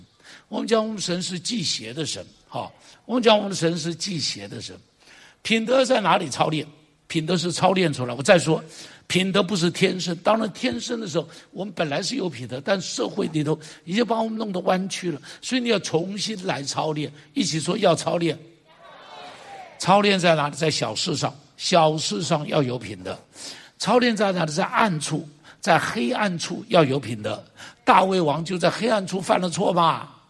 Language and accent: Chinese; China; 你看我们中国人讲侠，对不对？